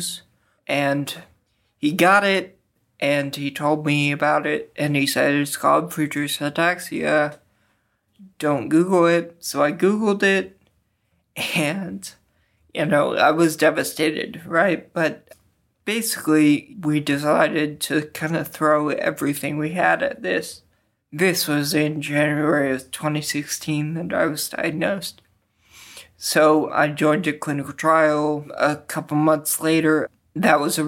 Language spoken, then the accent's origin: English; Edmond, Oklahoma, United States; moved away as an adult; now in St. Louis, United States; I'm from Edmond, Oklahoma